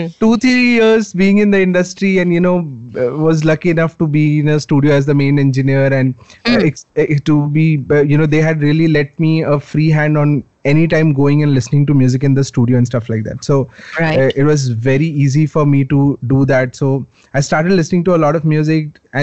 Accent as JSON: {"language": "English", "town": "Patna", "region": "Bihar", "country": "India", "tie": "born or raised there", "said": "I was born in Patna, Bihar. Right. Okay, and so I'm from there."}